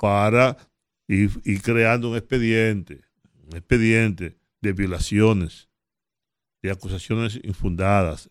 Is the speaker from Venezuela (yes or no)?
no; Dominican Republic; yo soy dominicano. Yo no soy haitiano